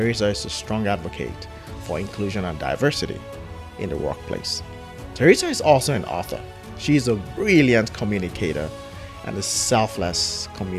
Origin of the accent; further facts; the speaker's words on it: Nigeria; growing up in Nigeria